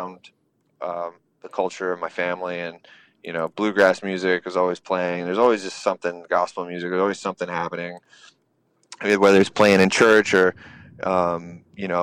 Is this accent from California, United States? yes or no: no; East Tennessee, United States; also born or lived in North Florida; I was raised in East Tennessee